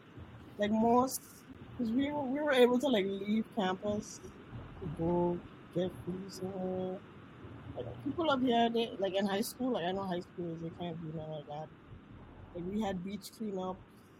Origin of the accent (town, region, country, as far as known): Sint Maarten